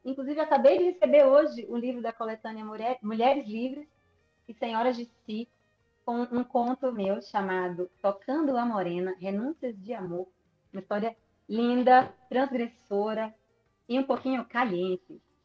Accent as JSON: {"language": "Portuguese", "town": "Natal", "region": "Rio Grande do Norte", "country": "Brazil", "moved": "as an adult", "lives_now": "Belo Horizonte, Brazil", "said": "eu saí de Natal um belo dia, sozinha"}